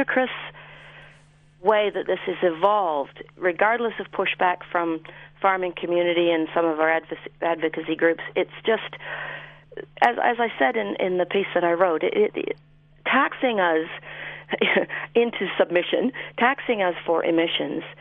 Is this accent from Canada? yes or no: yes; Canada; moved away as an adult; now in New Zealand; I grew up farming in Canada